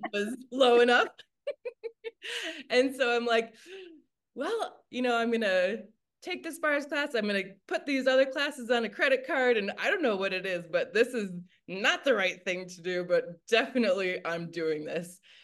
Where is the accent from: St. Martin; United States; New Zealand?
United States; Michigan; now in Denver, United States; I grew up in the Midwest of the United States in Michigan